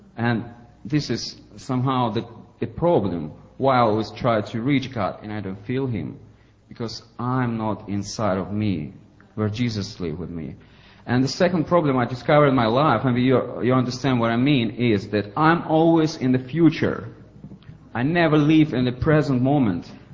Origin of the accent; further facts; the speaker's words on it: Ukraine; English is a second language; now in St. Petersburg, Russia; I'm from Ukraine originally. I was born there, but now I re- live in Russia, St. Petersburg.